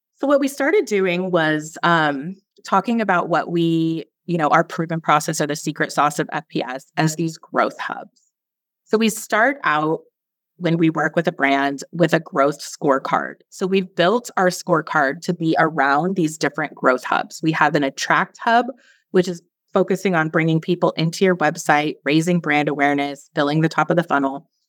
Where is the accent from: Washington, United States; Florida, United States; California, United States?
Washington, United States; Seattle; moved away as an adult; also born or lived in San Francisco / Belize; now in Roatan, Honduras; I grew up in Seattle, and it's super rainy there